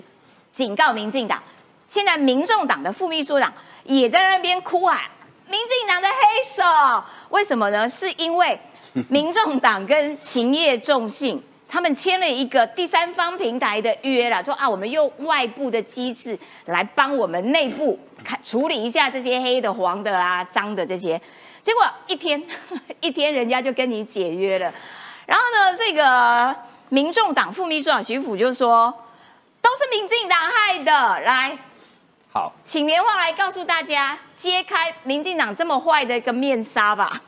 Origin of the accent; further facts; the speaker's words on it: Kaohsiung, Taiwan; 我们高雄人也经历过这一切